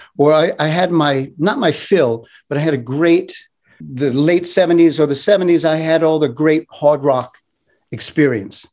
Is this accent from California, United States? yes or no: no; New York City, New York, United States; I was born in Brooklyn, New York, in Bensonhurst, which is known for its greatest pizza.